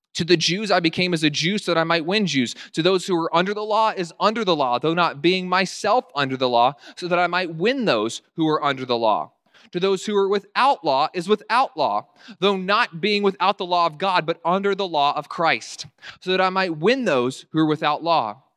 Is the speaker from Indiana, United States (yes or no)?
no; Winchester, Virginia, United States; my hometown in Winchester, Virginia